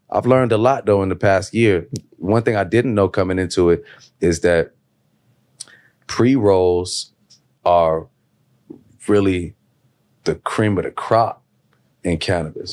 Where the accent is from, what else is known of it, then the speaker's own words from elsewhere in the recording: Chicago, Illinois, United States; I'm on the south side of Chicago